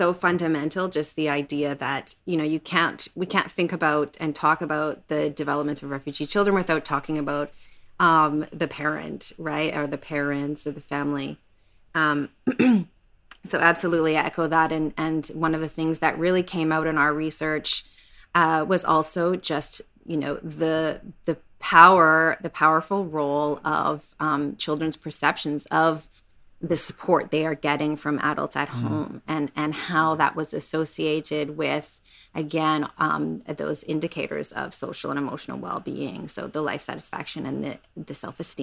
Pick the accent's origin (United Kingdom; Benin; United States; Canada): Canada; growing up in Canada